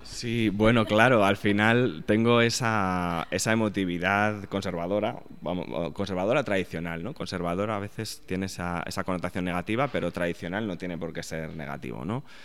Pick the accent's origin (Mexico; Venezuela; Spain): Spain; moved away as an adult; now in New York, United States